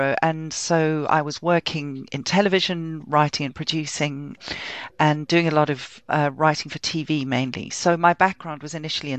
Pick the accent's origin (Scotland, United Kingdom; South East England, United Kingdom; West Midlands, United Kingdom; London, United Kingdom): London, United Kingdom; But I am a Londoner and I love the city with all my heart.